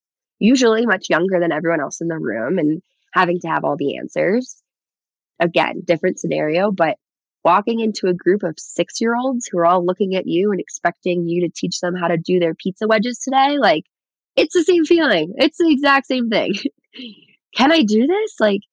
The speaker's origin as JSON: {"language": "English", "region": "Michigan", "country": "United States", "tie": "born or raised there", "said": "because I grew up skiing in Michigan, I'm just not as good as anyone else here"}